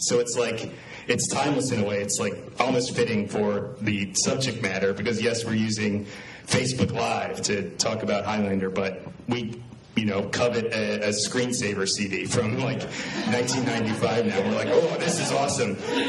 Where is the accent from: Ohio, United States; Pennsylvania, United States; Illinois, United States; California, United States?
Pennsylvania, United States; Philadelphia; I'm from Philadelphia, I've lived there my entire life